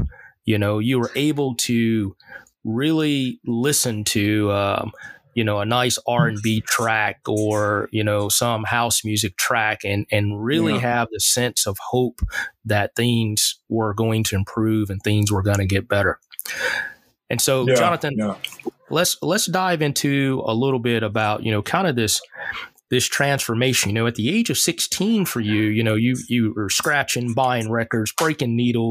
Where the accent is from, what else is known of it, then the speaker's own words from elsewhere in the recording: the South, United States; I grew up in the South